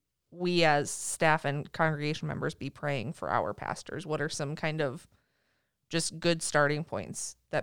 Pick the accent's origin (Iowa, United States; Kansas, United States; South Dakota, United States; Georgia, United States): South Dakota, United States; I am also from South Dakota.